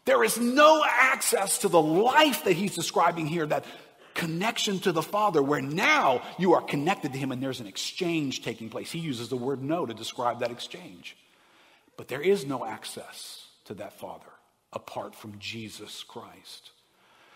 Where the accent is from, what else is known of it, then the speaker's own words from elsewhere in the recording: River Ridge, Louisiana, United States; I grew up in River Ridge